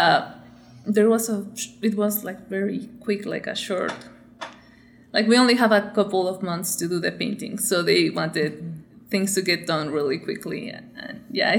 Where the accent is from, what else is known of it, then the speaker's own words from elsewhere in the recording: Michoacán, Mexico; moved away as an adult; also born or lived in California, United States / Los Angeles, United States; I'm from Michoacán, and that's like one of the places in Mexico where we like take Day of the Dead like very seriously. It's a celebration, but like, yeah, it's super important to us. So I grew up doing Day of the Dead with my family every year